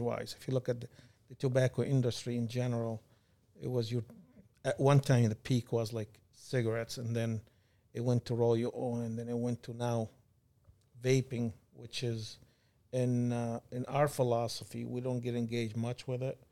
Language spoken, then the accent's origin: English; Kuwait; moved away as an adult; also born or lived in California / Michigan; now in United States; Born and raised in Kuwait.